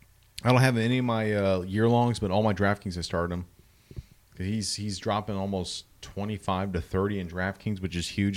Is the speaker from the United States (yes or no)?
yes; United States; As an American